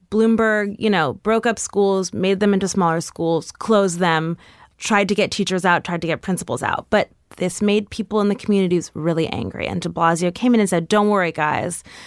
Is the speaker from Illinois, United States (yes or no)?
no; New York City, New York, United States; I grew up on one hundred six between West End and Riverside.